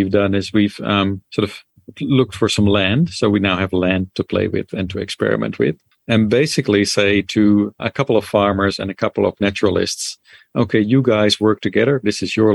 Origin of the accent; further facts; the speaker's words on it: Netherlands; moved away; I'm sort of from Holland originally